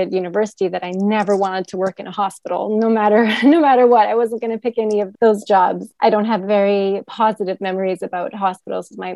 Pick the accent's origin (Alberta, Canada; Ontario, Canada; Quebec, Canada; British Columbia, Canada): Alberta, Canada; Edmonton; moved away as an adult; also born or lived in Toronto, Canada; now in Turkey; I grew up in Edmonton, Alberta